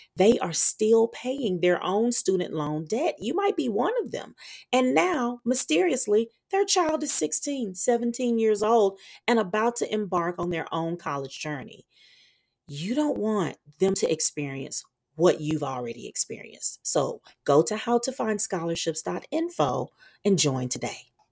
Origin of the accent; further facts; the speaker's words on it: Meridian, Mississippi, United States; moved away; the community where I was raised in Meridian, Mississippi